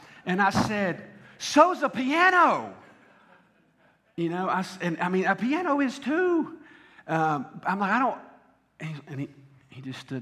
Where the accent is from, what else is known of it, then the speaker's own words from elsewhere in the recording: the South, United States; I am from the South.